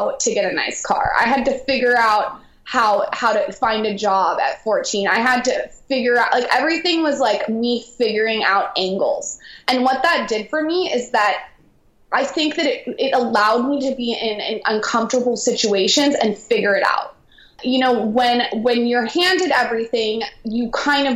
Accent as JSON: {"language": "English", "town": "San Diego", "region": "California", "country": "United States", "tie": "born or raised there", "said": "I grew up in San Diego"}